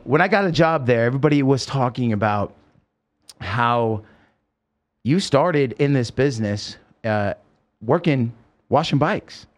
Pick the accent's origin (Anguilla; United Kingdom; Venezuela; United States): United States; Oregon; now in Las Vegas, United States; I grew up in Oregon and it's beautiful